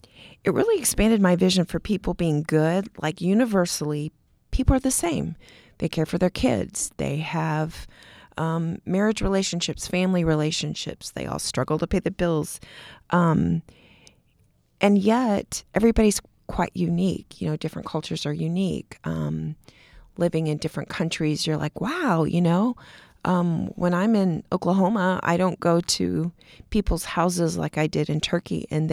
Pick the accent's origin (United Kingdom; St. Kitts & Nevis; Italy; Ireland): Italy; born there; also born or lived in Texas / Kansas / Germany / Montana; So my dad was in the Air Force. I was born in Italy. Then we moved to Texas. Then my mom and I stayed in Kansas while my dad went to Vietnam. Then we moved to Germany.